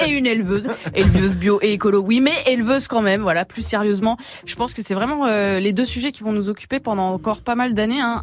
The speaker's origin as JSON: {"language": "French", "area": "Creuse", "region": "Nouvelle-Aquitaine", "country": "France", "said": "je viens de la Creusement"}